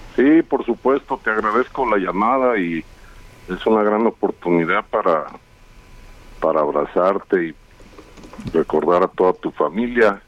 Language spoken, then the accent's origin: Spanish; León, Guanajuato, Mexico; Fútbol Club León, que es de donde yo soy